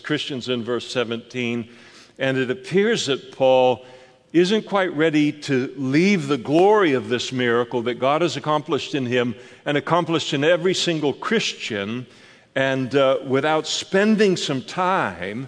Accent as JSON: {"language": "English", "region": "Scotland", "country": "United Kingdom", "said": "I'm a Scot."}